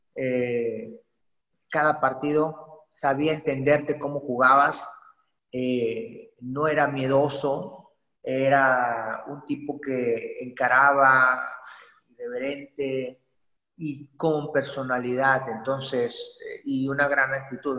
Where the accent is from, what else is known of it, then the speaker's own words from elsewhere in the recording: Poza Rica, Veracruz, Mexico; yo soy originario de Poza Rica, Veracruz, orgullosamente pozarricense y jarocho